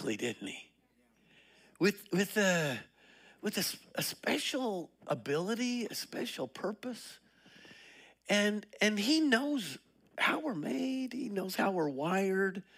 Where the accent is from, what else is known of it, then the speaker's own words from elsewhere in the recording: Colorado, United States; now in Liberty Hill, United States; I'm from Colorado